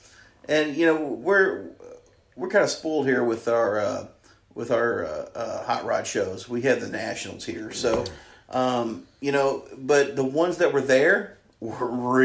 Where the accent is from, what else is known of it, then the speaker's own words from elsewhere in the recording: Ohio Valley, United States; we're from the Ohio Valley.